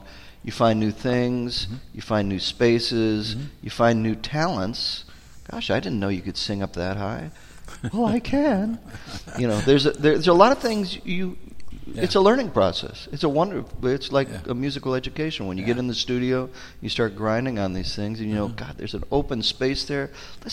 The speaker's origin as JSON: {"language": "English", "country": "United States", "tie": "born or raised there", "said": "we grew up in America."}